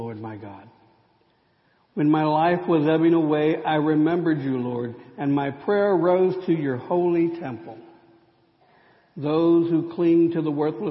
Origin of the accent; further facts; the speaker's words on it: United States; Growing up in the Rio Grande Conference